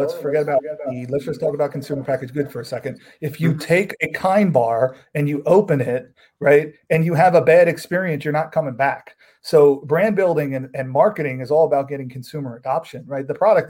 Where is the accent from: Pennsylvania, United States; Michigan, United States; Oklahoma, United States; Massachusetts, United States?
Pennsylvania, United States; Philadelphia; I'm from Philly.